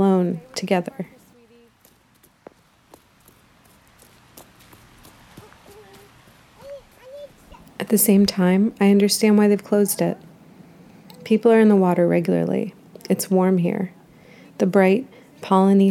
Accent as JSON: {"language": "English", "region": "New Jersey", "country": "United States", "tie": "born or raised there", "moved": "yes", "lives_now": "Durham, United States", "said": "my home state and where my parents are, New Jersey"}